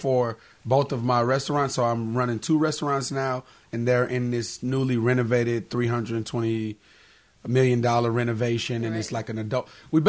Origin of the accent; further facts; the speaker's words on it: St. Louis, Missouri, United States; also born or lived in Baltimore, United States / Orlando, United States; No, I'm from St. Louis originally.